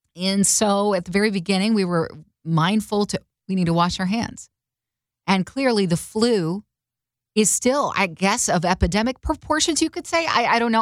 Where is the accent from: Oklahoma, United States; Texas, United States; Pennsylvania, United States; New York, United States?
Oklahoma, United States; Carter and I grew up in Oklahoma